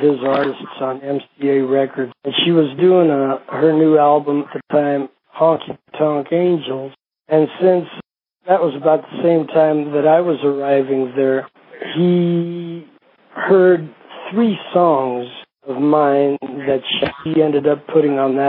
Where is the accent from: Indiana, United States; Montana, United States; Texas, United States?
Montana, United States; Billings; also born or lived in Greece; I was born in Greece. And we moved to the States in 57. We moved to a little town in Montana, a little farming community. And then from there in 58, we moved to Billings, Montana. And so I grew up in both places